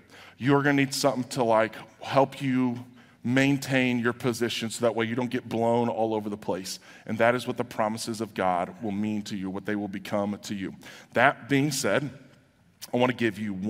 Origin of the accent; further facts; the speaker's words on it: United States; So here in America